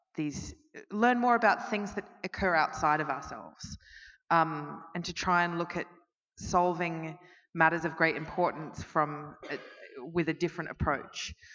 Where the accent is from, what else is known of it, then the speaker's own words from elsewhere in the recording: Melbourne, Victoria, Australia; I'm from Melbourne